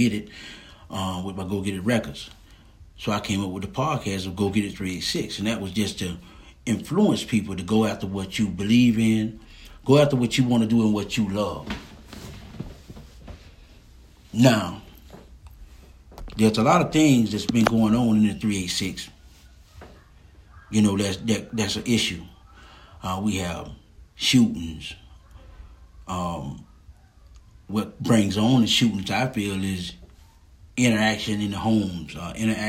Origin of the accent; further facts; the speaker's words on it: Lake City, Florida, United States; also born or lived in Jasper, Florida; I was born in Hamilton County, Jasper, Florida, 386. And I went to school in Lake City, Florida, 386.